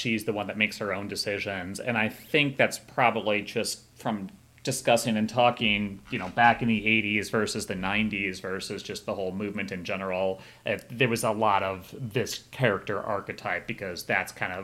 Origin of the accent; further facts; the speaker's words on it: small town about 2 hours west of Chicago, Illinois, United States; I grew up in a small hometown in about 2 hours west of Chicago